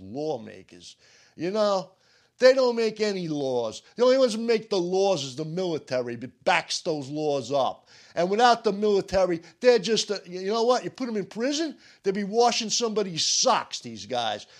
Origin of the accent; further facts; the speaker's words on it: United States; I'm an American